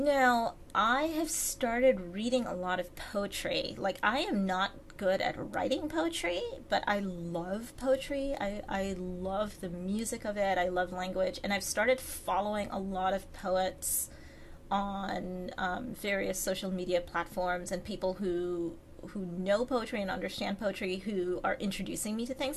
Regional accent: Trinidad & Tobago; now in United States; growing up in Trinidad

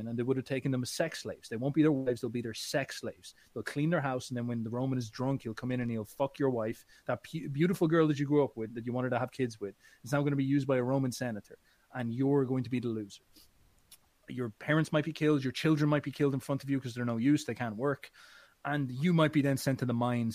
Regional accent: Midlands, Ireland; I'm from Ireland

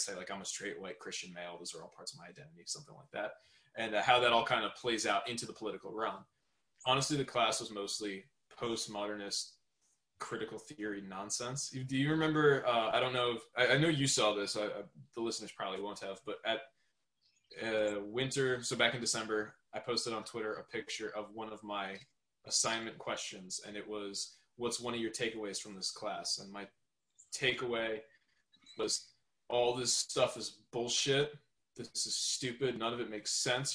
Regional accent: Southern New York, United States; I'm from Southern New York. I live a little bit around the New York City area

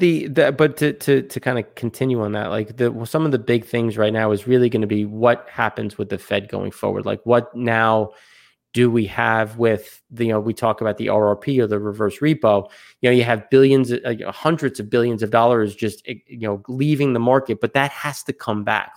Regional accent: United States; obviously I'm American

